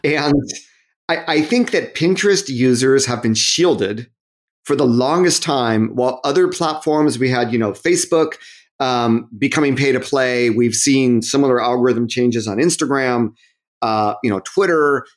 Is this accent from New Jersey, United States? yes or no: no; Southern California, United States; moved away as an adult; also born or lived in Massachusetts / Japan; I'm from Southern California.